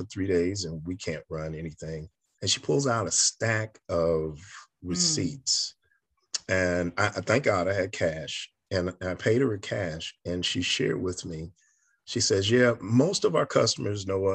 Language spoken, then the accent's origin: English; New York, United States; I'm a kid from New York